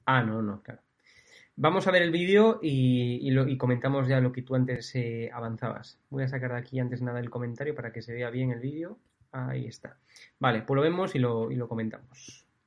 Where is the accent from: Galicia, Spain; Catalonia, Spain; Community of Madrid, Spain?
Galicia, Spain; Soy gallego